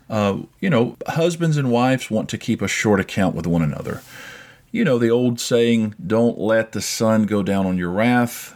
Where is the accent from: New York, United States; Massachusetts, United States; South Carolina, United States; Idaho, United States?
South Carolina, United States; moved away; also born or lived in Cyprus; we've moved to my home state about three years ago